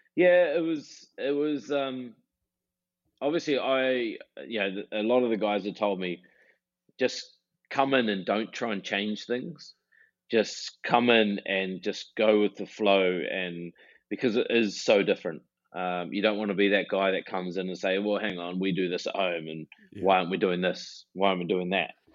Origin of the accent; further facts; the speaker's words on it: New Plymouth, Taranaki, New Zealand; moved away as an adult; growing up in New Zealand